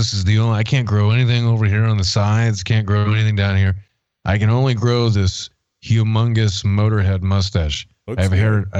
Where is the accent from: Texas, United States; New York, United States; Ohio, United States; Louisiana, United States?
Texas, United States; As a Texan